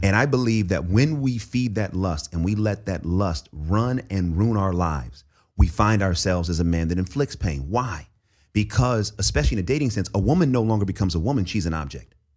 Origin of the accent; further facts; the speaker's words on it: Oakland, California, United States; the church that I grew up in in East Oakland